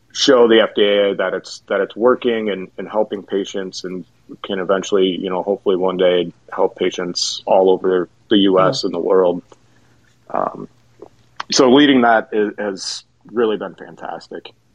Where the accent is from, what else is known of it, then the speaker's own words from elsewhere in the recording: Jackson, Michigan, United States; moved away as an adult; also born or lived in Mount Pleasant, Michigan / Columbus, Ohio; born and raised in Jackson, Michigan